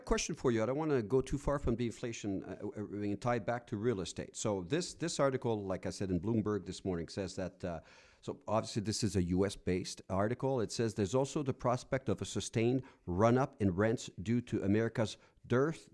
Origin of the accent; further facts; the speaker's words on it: Rouyn-Noranda, Quebec, Canada; now in Alberta, Canada; I went to my hometown in Quebec, uh, Noranda